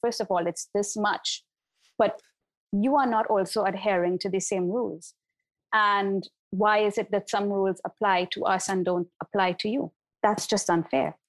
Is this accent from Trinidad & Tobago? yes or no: yes; Trinidad & Tobago; now in Barbados; my home country in Trinidad and Tobago